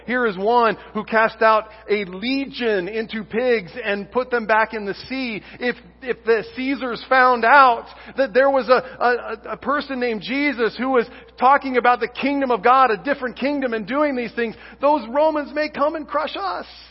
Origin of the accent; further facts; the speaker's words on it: Kansas, United States; I was born in Kansas